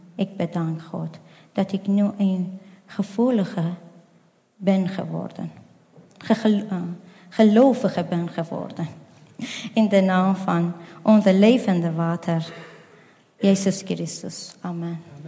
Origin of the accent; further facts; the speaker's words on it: Afghanistan; Dutch is a second language; now in Netherlands; ik kom uit Afghanistan.